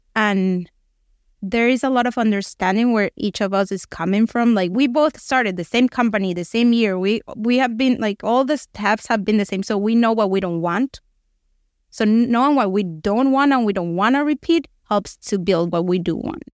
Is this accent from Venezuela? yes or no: yes; Venezuela; moved away as an adult; now in United States; We're both from Venezuela, same situation, we're the same age. We actually went to kindergarten